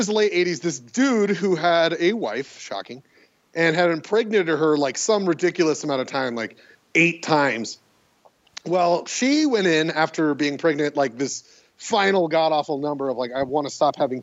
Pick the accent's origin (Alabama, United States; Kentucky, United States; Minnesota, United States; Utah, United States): Utah, United States; Sandy; I was born in Sandy, Utah